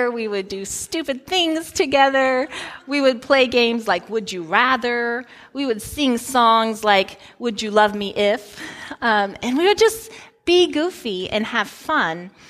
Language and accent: English; Guinea; moved away as an adult; I grew up in Guinea, West Africa, and when I was 18 years old, I came back to the United States to go to college.